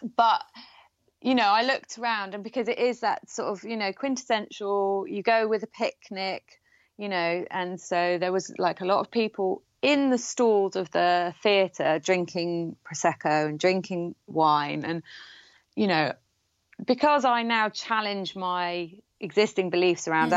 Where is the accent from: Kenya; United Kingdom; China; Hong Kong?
United Kingdom; Gloucestershire, South West England; near where I grew up in in Gloucestershire